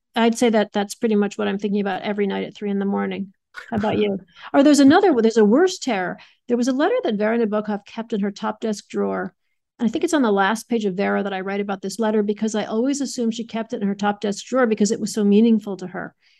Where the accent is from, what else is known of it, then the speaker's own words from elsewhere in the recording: Adams, Massachusetts, United States; I grew up in Adams